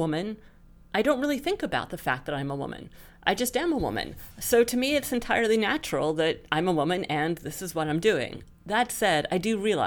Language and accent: English; New York City, New York, United States; I'm a native New Yorker. I'm a third-generation New Yorker, native of Manhattan. I grew up downtown in Stuyvesant Town.